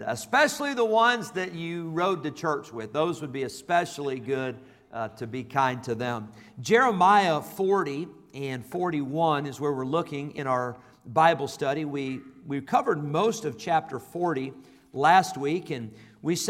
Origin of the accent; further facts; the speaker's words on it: Rockford, Illinois, United States; also born or lived in California; We moved to Rockford when I was a year old. I was born in California. We moved to Illinois when I was a year old.